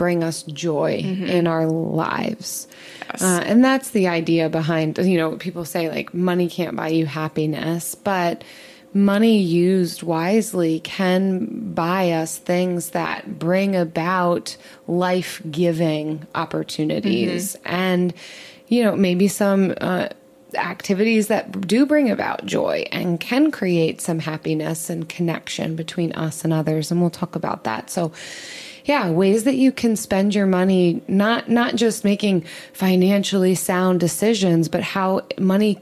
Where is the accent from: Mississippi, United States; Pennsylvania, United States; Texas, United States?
Pennsylvania, United States; outside Philly; growing up outside Philly